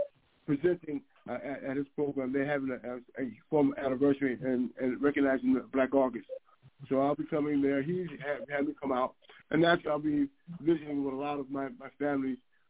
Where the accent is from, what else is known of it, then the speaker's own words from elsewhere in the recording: San Francisco, California, United States; moved away; also born or lived in Oakland / San Jose; I was born in Oakland, raised in San Francisco, went to high school in San Jose. So, yeah, the Bay Area is my original hometown.